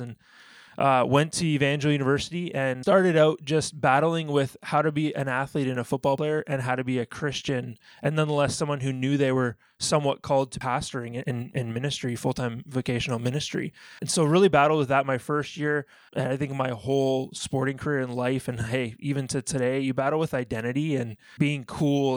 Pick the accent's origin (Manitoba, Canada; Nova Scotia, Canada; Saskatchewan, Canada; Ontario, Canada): Ontario, Canada; moved away as an adult; also born or lived in Alabama, United States; being a Canadian kid growing up